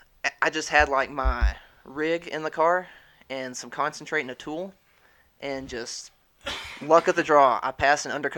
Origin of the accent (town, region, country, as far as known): Mexico